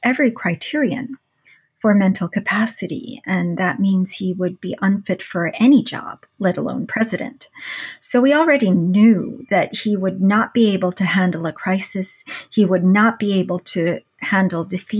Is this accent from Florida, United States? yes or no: no; New York City, New York, United States; So I was actually in the inner city during a violent era of New York City.